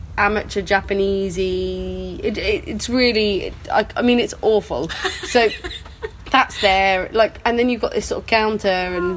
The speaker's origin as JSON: {"language": "English", "town": "Horley", "region": "South East England", "country": "United Kingdom", "moved": "yes", "lives_now": "Berlin, Germany", "said": "Gatwick Airport is basically where I am from"}